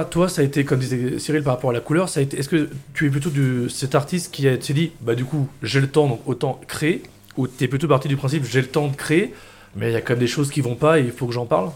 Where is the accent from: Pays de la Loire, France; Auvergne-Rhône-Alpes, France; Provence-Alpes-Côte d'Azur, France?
Auvergne-Rhône-Alpes, France; Lyon; en tant que Lyonnais